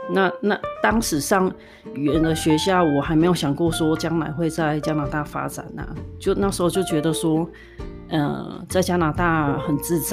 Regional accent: southern Taiwan, Taiwan; moved away as an adult; now in Canada; 我工作本来我就在南部长大，所以我在南部工作

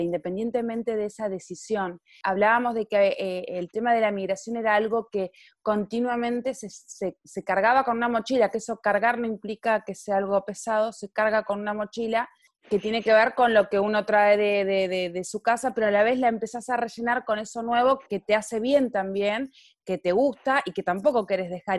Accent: Neuquén, Argentina; now in Marbella, Spain; soy periodista, neuquina, mujer e inmigrante, actualmente grabando desde Marbella en la costa del Sol española

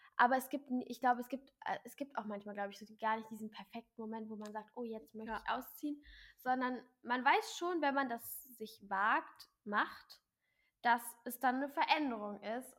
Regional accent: near Braunschweig, Hanover, Lower Saxony, Germany; moved away as an adult; now in Hamburg, Germany; ich komme aus Nähe Braunschweig, Hannover

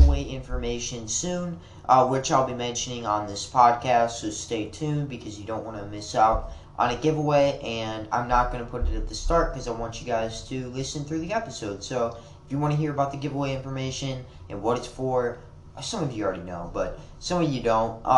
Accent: Wisconsin, United States; now in Kentucky, United States; I was born in Wisconsin

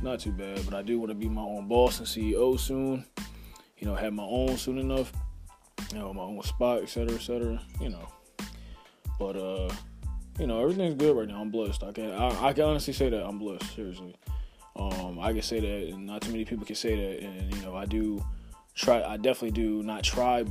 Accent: Philadelphia, Pennsylvania, United States; I was raised in the Philadelphia area, repping at 215

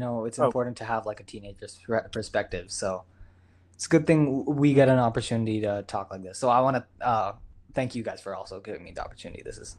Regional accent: Texas, United States; I'm from Texas.

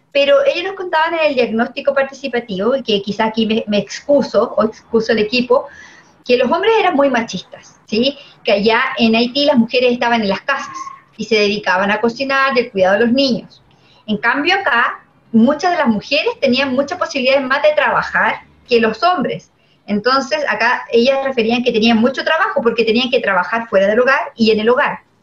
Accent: Chile; como chilenos

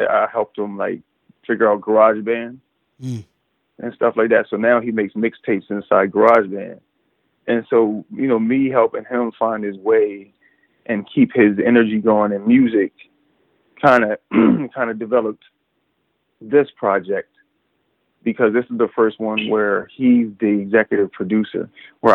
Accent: Chester, Pennsylvania, United States; I was born and raised in Chester, Pennsylvania

